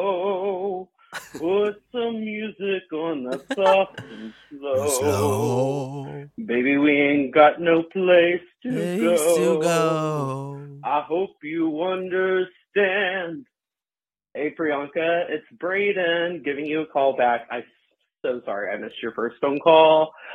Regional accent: Texas, United States; I'm from Texas

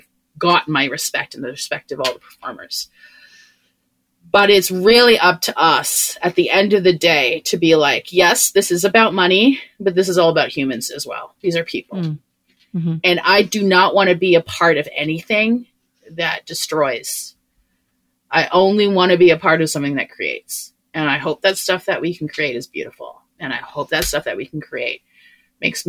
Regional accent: Canada; I'm a Canadian

